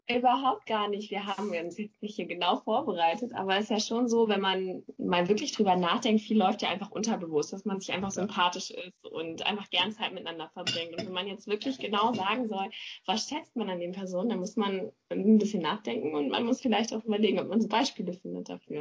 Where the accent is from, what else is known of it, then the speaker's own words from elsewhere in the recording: Neumünster, Schleswig-Holstein, Germany; now in Lübeck, Germany; Ich komme aus Neumünster